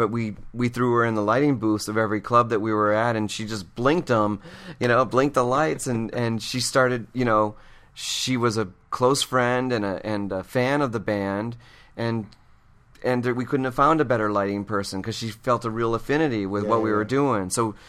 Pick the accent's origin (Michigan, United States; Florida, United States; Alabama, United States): Michigan, United States; moved away; I'm from Michigan. I'm a pretty conservative person. I'm a thrifty person